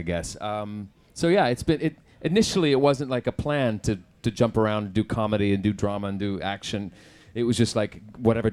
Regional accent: Oklahoma, United States; accent: Southern American; moved away; I grew up in Oklahoma

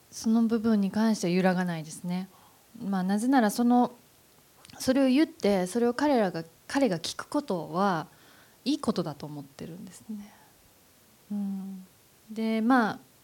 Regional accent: Nara, Japan; 私映画撮る時に奈良でなんか映画撮られへんから都会に行けっていっぱい言われたんです周りの大人に

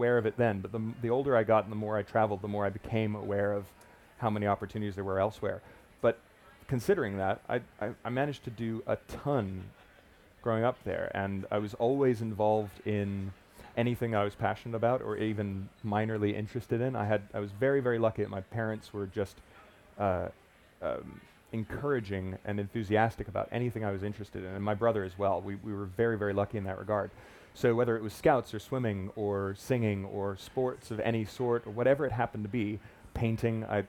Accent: Miami Beach, Florida, United States; moved away; also born or lived in Fort Lauderdale; I grew up in Miami Beach, Fort Lauderdale, and spent a lot of my time when I lived there on the beach

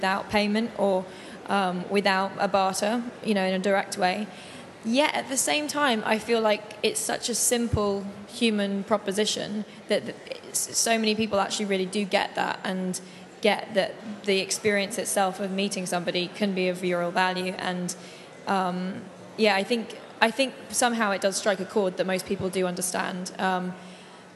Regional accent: London, United Kingdom; moved away as an adult; now in New York, United States; I grew up in London and have lived in New York for a few years

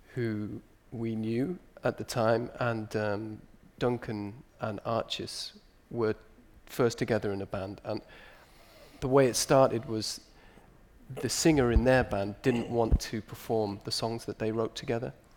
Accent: Newcastle upon Tyne, North East England, United Kingdom; we're all from Newcastle

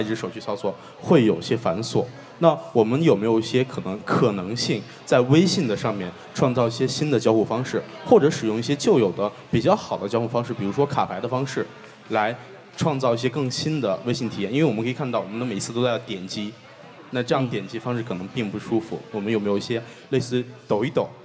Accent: China; 对于我们中国人来说

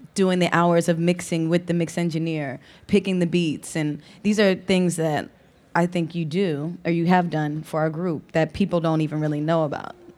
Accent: Philadelphia, Pennsylvania, United States; also born or lived in Lower Merion, Pennsylvania / Los Angeles; now in Philadelphia, United States; I'm from Philly

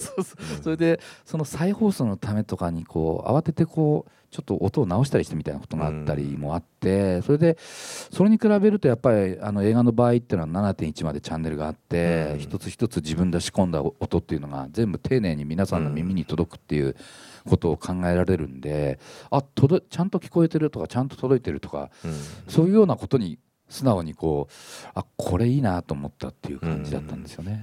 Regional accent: Morioka, Iwate, Japan; moved away; also born or lived in Akita / Tokyo; 僕盛岡出身なんで秋田放送局に配置され

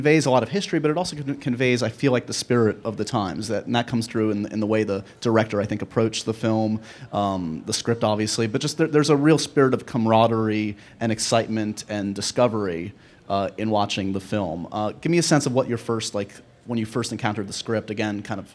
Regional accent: New York City, New York, United States; I'm a New Yorker born and bred

